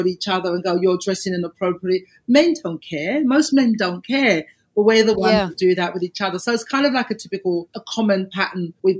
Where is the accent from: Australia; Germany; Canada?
Australia; So obviously we're Australian.